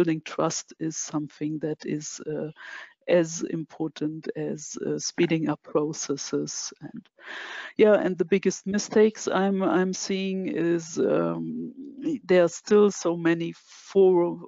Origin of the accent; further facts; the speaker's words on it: Germany; I'm from Germany